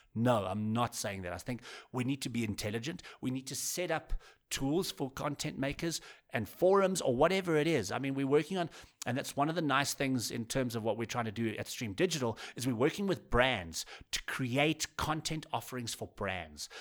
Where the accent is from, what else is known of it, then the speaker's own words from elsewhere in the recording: South Africa; as a South African